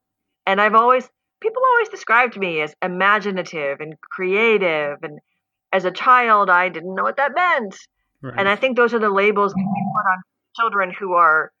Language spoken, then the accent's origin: English; United States; as an American